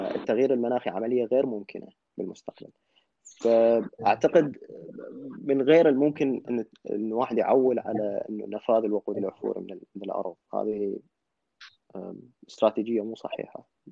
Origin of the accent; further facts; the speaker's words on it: Iraq; now in Cork, Ireland; عندنا بالعراق